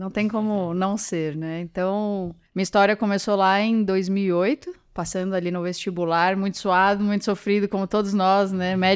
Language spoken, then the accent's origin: Portuguese; São Paulo, Brazil; Eu, eu, sou do interior de São Paulo, então muda para São Paulo